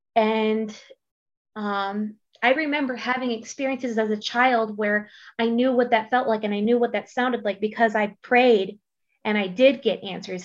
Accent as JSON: {"language": "English", "region": "Maryland", "country": "United States", "moved": "yes", "lives_now": "Boise, United States", "said": "I'm originally from the East Coast. I'm from Maryland."}